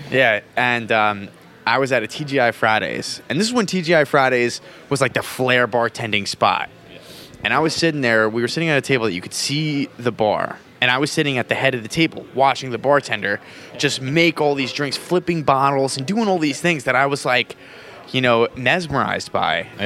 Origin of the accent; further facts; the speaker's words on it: New Jersey, United States; I'm originally from New Jersey.